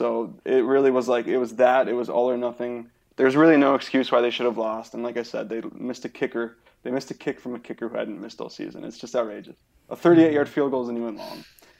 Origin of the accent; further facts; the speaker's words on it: Minnesota, United States; as a Minnesotan